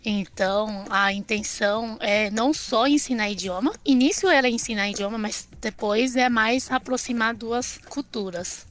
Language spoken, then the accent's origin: Portuguese; China; Portuguese is a second language; now in Brazil; eu sou chinesa da China mesmo